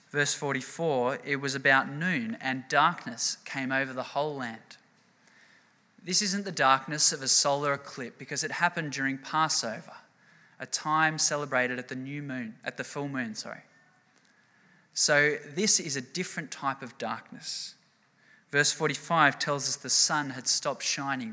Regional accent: Australia; we're Australian

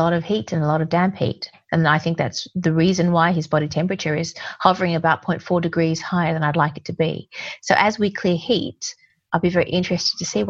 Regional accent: Australia; now in England, United Kingdom; I'm an Aussie

